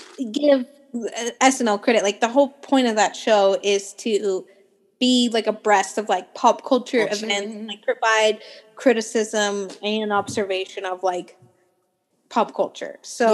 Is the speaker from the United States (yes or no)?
yes; California, United States; I'm Californian. Natalie and I are both Californian.